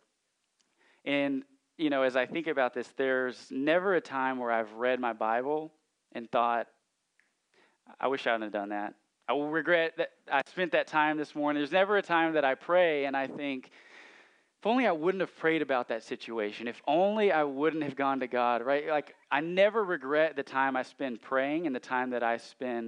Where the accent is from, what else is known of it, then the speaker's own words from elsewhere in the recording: Central Arkansas, United States; I grew up in Central Arkansas, and we sing hymns in my church